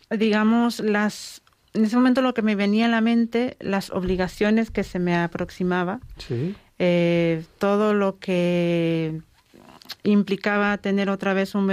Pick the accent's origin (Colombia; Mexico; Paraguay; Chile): Paraguay; now in Spain; eh, yo soy nacida en Paraguay, o sea que soy paraguaya.